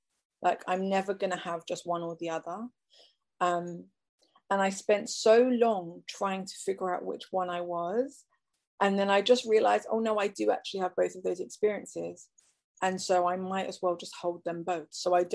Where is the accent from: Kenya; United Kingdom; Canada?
United Kingdom; England; I was born and raised in England.